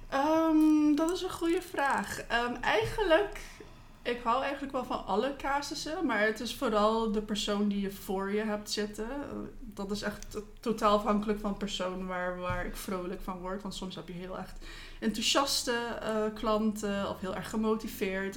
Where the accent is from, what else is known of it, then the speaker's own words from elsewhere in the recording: Curaçao; also born or lived in Netherlands; ik kom oorspronkelijk uit Curaçao. Daar ben ik geboren en getogen.